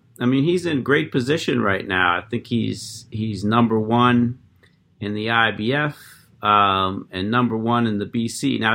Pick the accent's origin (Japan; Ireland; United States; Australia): United States; Erie, Pennsylvania; I grew up in Pennsylvania myself. I grew up in Erie